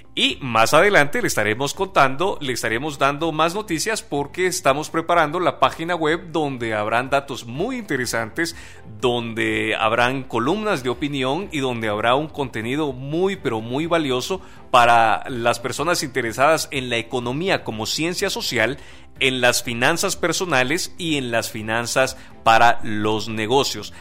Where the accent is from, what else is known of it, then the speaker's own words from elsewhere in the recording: Guatemala; como guatemaltecos